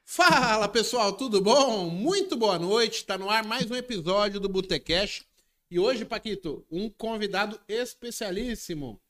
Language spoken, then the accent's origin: Portuguese; Brazil; a gente, como brasileiro em si